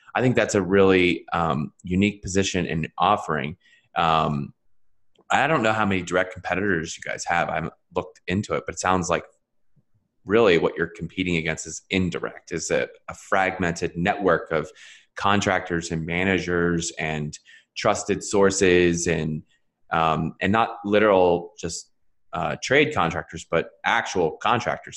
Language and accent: English; Philadelphia, Pennsylvania, United States; that's my home. that's my hometown area